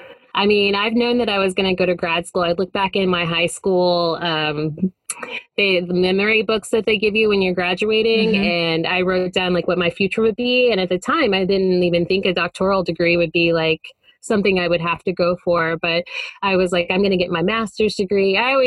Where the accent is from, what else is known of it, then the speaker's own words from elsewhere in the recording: Texas, United States; I am from Texas.